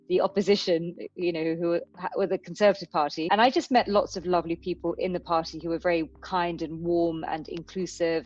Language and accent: English; London, United Kingdom; I was brought up in London and my parents are Indian Pakistani